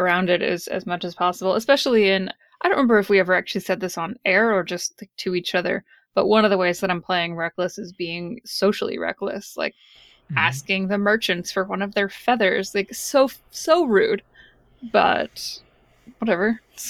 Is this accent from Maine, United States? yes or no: yes; Maine, United States; I'm from Maine.